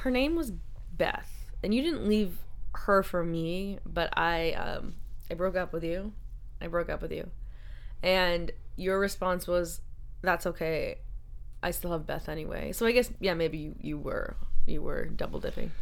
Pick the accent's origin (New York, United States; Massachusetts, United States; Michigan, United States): Massachusetts, United States; Boston; I was from Boston